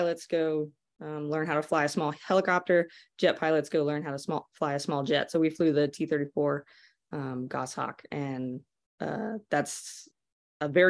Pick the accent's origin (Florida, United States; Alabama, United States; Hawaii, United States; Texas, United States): Texas, United States; Lubbock; growing up in Lubbock